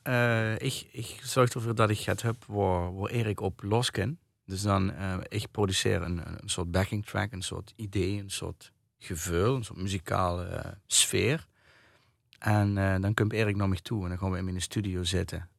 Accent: Kerkrade/Heerlen area, Limburg, Netherlands; also born or lived in Nijmegen; now in Ubachsberg, Netherlands; ik woon in Kenberg. Ik ben eigenlijk van Kerkhoorn.

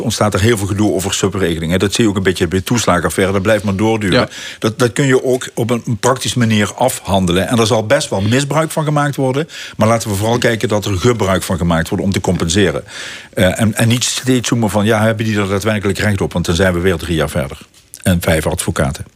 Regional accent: Limburg, Netherlands; wij als Limburgers

